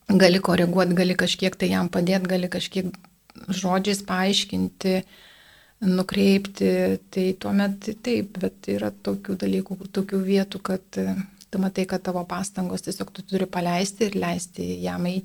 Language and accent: Lithuanian; Lithuania; mes lietuviai iš tikrųjų esame geros, geros širdies žmonės